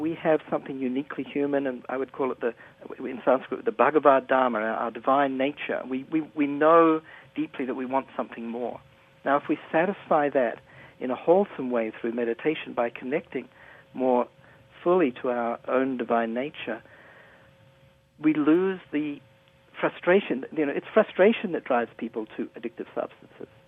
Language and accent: English; New Zealand; I'm from New Zealand, and uh, I was a student there at, at university in 1975